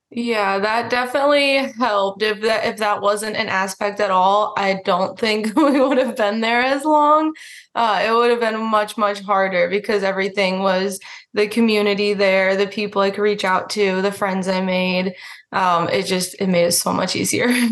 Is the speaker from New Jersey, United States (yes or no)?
no; Florida, United States; moved away as an adult; also born or lived in Alaska; growing up in Florida